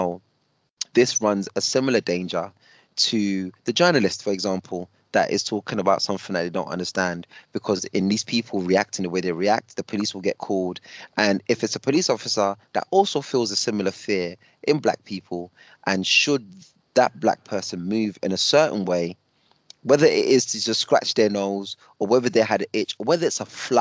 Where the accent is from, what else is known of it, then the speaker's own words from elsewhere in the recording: United Kingdom; I'm British up until the point that I'm not British